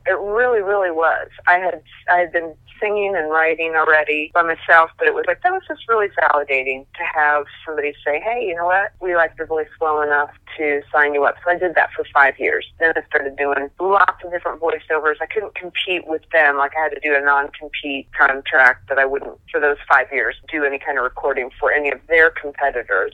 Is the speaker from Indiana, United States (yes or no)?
yes; Muncie, Indiana, United States; I'm from Muncie originally.